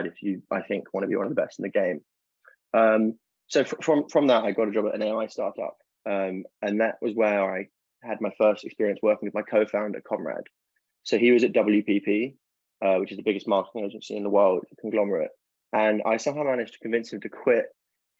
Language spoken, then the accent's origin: English; London, United Kingdom; also born or lived in Durham; I grew up in South London